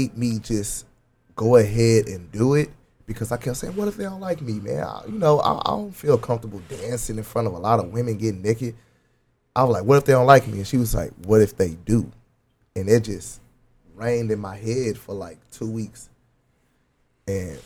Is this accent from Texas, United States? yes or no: yes; Dallas, Texas, United States; I'm from Holland Hills, Oak Cliff